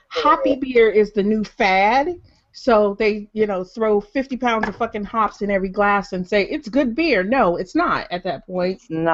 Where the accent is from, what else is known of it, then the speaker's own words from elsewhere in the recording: Detroit, Michigan, United States; I'm from Detroit, and we like, and I grew up spending tons and tons of time across the border